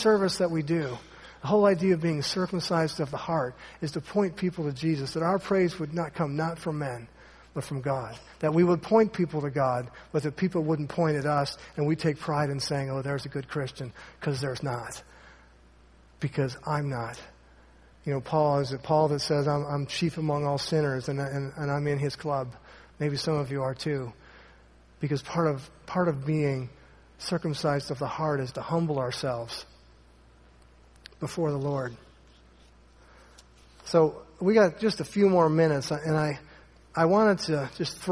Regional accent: Ohio, United States; moved away; Jeff back there, he and I went to a great church growing up in Ohio.

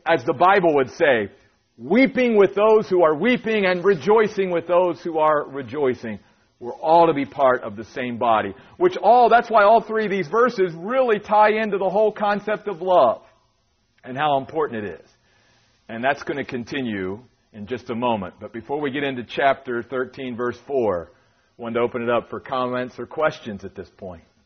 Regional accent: Maryland, United States; moved away as an adult; also born or lived in New York; 10 years pastoring in my home state of Maryland

